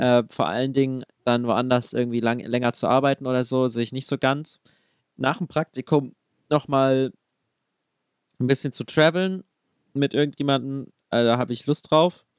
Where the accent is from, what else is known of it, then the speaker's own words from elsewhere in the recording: Dresden, Saxony, Germany; meine Heimat ist eigentlich Dresden oder Sachsen